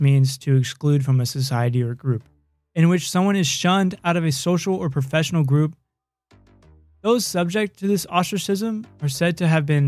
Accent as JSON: {"language": "English", "region": "Idaho", "country": "United States", "tie": "born or raised there", "said": "born in the United States of America within the state of Idaho"}